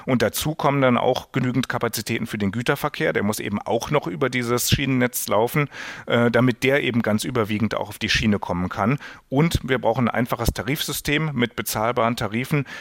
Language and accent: German; Germany; als Deutscher